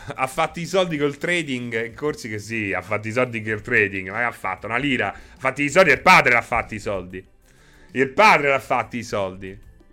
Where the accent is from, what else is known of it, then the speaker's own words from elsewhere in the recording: Rome, Lazio, Italy; noi di Roma